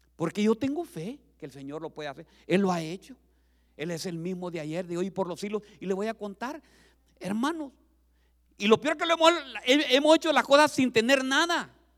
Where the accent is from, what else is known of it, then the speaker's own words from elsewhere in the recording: Honduras; moved away as an adult; now in United States; vendí todas las propiedades que tenía en mi país